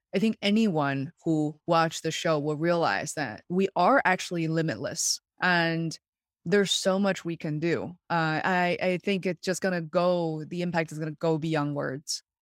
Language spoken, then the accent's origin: English; Beijing, China; now in Western Massachusetts, United States; I was born and raised in Beijing, China, where I very much consider home still.